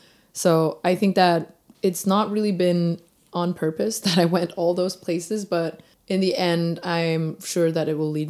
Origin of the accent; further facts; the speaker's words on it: Denmark; as like a young Asian girl growing up in Denmark.